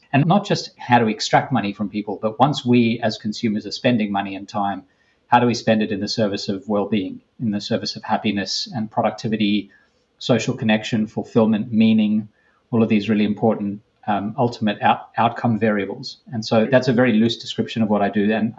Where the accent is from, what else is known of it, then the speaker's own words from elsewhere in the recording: Australia; moved away as an adult; now in United States; I came to the US from Australia to do a PhD almost 20 years ago.